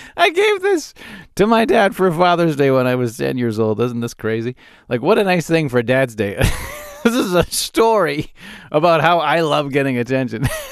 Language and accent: English; Calgary, Alberta, Canada; I grew up in Calgary